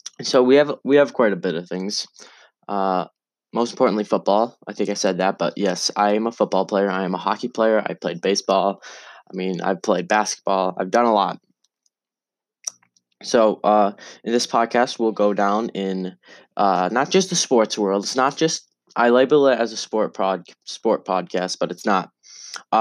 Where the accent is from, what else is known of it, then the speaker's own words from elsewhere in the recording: North Dakota, United States; I am from a very small town in North Dakota. We have less than 2,000 people here.